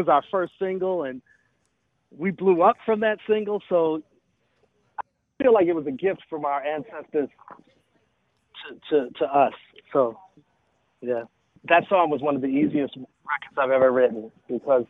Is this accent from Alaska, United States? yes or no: no; Milwaukee, Wisconsin, United States; moved away; also born or lived in Atlanta, Georgia; I was born in Milwaukee. I moved to Atlanta, actually, in 1987.